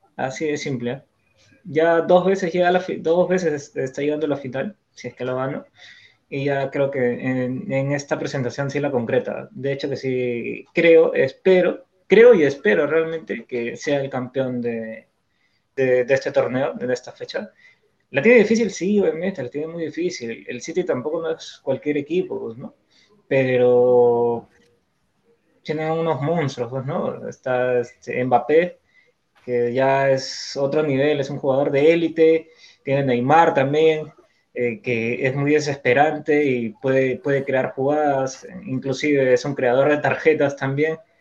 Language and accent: Spanish; Peru; como peruano te duele, pues, te ver a un equipo este, de tu país que este, te representa